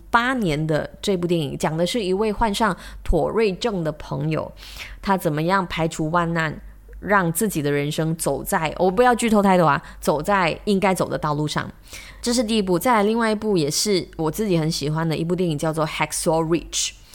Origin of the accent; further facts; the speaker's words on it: Malaysia; 我们马来西亚人